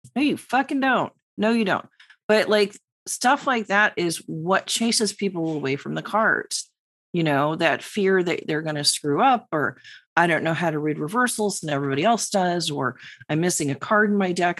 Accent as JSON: {"language": "English", "region": "New York", "country": "United States", "said": "the New Yorker"}